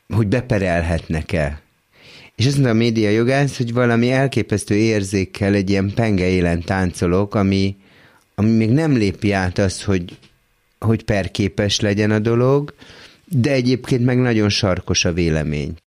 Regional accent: Budapest, Hungary; Budán egy villában nőttem föl, tök jó körülmények között

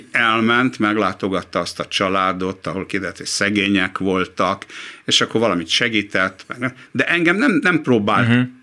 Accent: Hungary; én még akkor is úgy éreztem, hogy jó, zsidó vagyok, meg magyar is vagyok, meg ember vagyok.

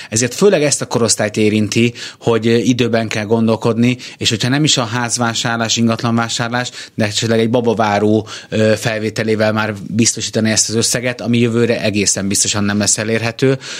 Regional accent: Budapest, Hungary; én Káposzás megyeren Újpesten születtem

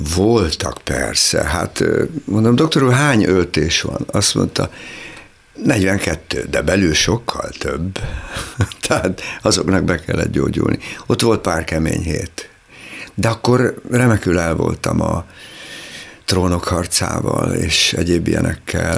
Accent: Lake Balaton area, Hungary; moved away as an adult; now in Budapest, Hungary; Én csodálatos helyen nőttem fel, paradicsomi helyen a Balaton partján

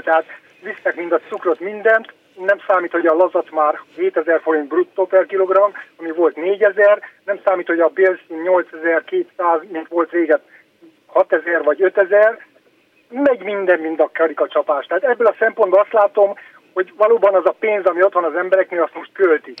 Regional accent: Transylvania, Romania; Erdélyi vagyok

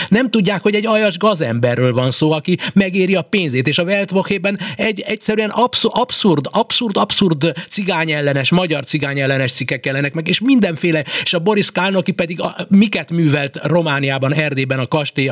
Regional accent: Hungary; mi mind a ketten magyarok vagyunk

